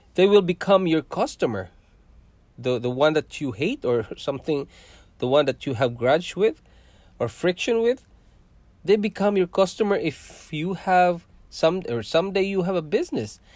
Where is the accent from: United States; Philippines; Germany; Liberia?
Philippines; southern Philippines; moved away as an adult; also born or lived in Singapore; now in Canada; I have lots of friends, guys, when I was in our hometown, and that is in south of Philippines